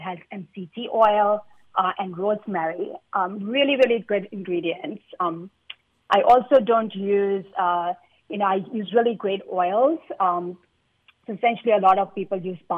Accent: India; I'm Indian

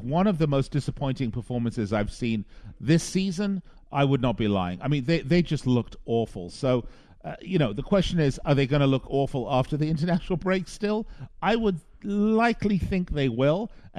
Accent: Las Vegas, Nevada, United States; here in my hometown of Las Vegas

